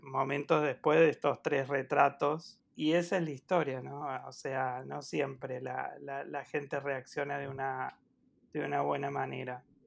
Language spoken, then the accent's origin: Spanish; Córdoba, Argentina; soy de Córdoba, por si no se notó